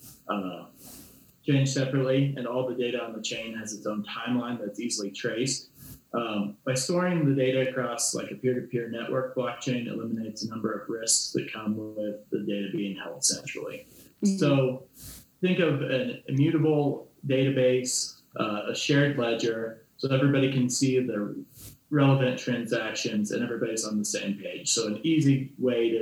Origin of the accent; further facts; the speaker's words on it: Goshen County, Wyoming, United States; I'm a Wyoming kid myself. I grew up in Goshen County